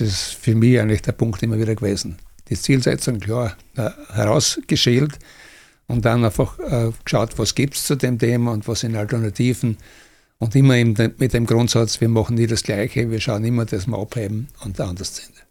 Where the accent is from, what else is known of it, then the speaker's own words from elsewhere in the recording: Austria; Ich bin 50 geboren, da war Österreich noch äh, durch die Besatzungsmächte besetzt